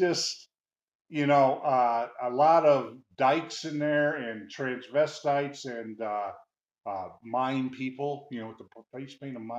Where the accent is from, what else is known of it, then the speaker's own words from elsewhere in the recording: Midwest, United States; listen, I'm from the Midwest. This stuff doesn't happen in the Midwest. See, I've never seen it before.